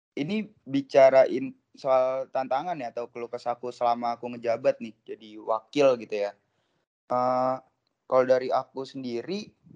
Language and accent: Indonesian; Depok, West Java, Indonesia; asalku tuh dari Depok ya teman-teman, dari Depok Jawa Barat